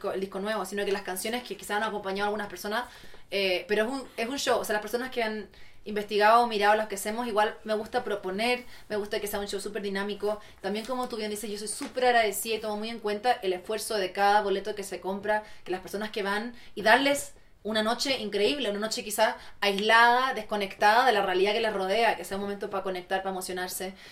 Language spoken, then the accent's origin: Spanish; Chile; moved away as an adult; also born or lived in Santiago; Todavía soy muy chilena.